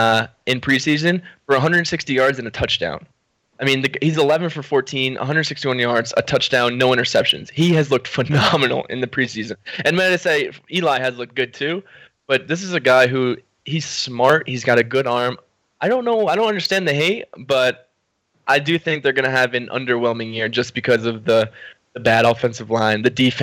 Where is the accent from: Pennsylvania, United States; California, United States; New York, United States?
New York, United States; I'm from New York.